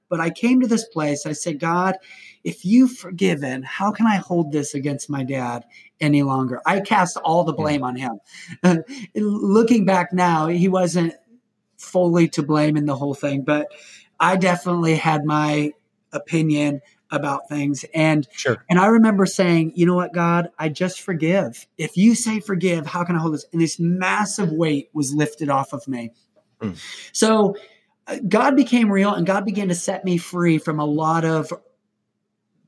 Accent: Indiana, United States; I'm from Indiana

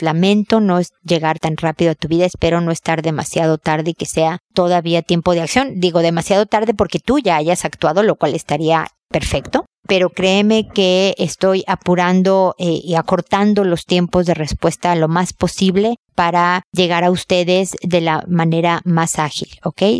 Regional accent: Mexico; en mi tierra se dice el casado casa quiere

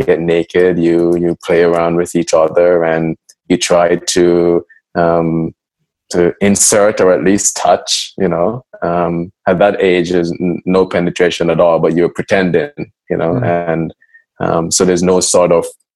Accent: Jamaica; growing up in Jamaica, I was encouraged to start very early

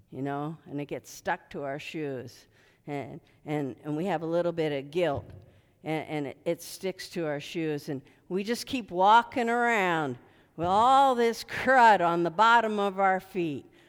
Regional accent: Philadelphia, Pennsylvania, United States; I was born in Philadelphia, and, uh, my mom made shoe fly pie all the time

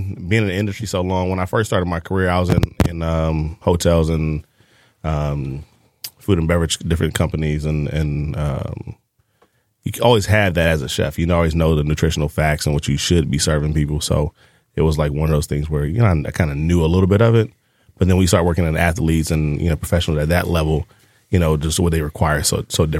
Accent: Detroit, Michigan, United States; moved away; also born or lived in Tampa; Born and raised in Detroit.

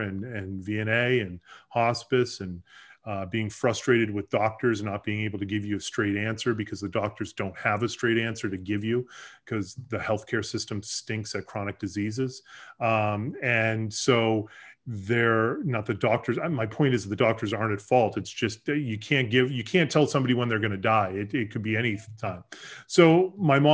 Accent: Boston, Massachusetts, United States; moved away as an adult; also born or lived in Boulder, Colorado; I grew up in the Boston area. After college, I moved out to Colorado

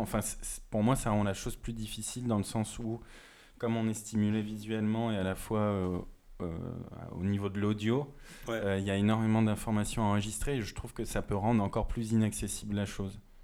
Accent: Moselle, Grand Est, France; moved away; en Moselle

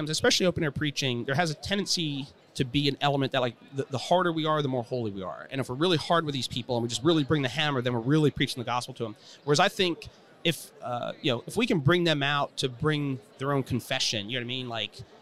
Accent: Cleveland, Ohio, United States; I just grew up outside of Cleveland

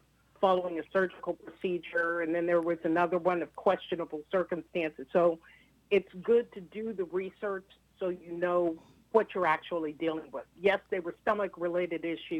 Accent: Youngstown, Ohio, United States; I grew up in Third Baptist Church

